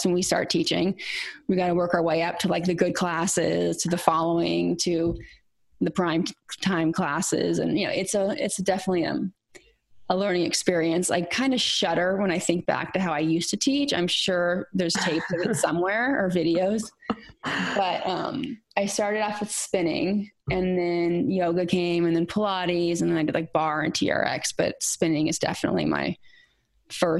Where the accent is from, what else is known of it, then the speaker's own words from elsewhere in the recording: California, United States; moved away as an adult; also born or lived in Hawaii / Manhattan; I grew up in California